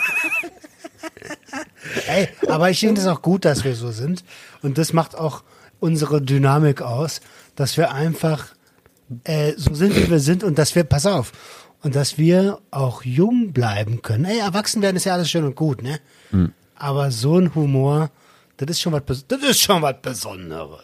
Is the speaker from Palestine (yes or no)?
no; Berlin, Germany; ich bin Berliner